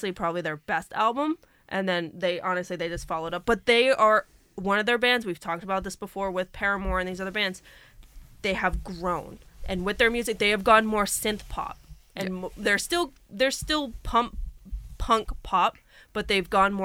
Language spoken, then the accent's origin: English; Massachusetts, United States; They're from my home state